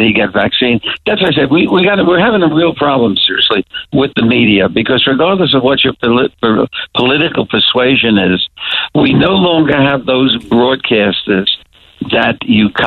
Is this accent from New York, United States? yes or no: yes; New York, United States